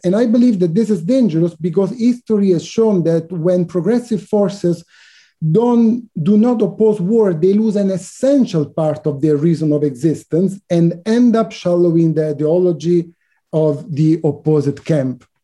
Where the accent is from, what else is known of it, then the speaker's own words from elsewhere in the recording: Italy; I was born in Italy